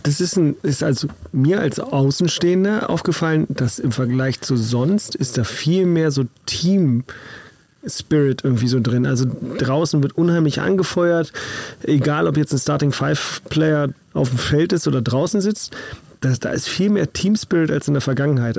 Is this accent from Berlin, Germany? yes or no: yes; Berlin, Germany; Ich komme aus Berlin, da heißt es Schelle